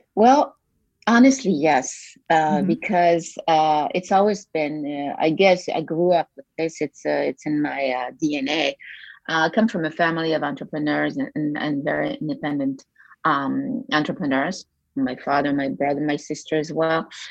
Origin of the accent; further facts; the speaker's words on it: Belgium; moved away as an adult; also born or lived in United States / France; I grew up in a, in a small town, uh, well, mid, mid-sized town in, in Belgium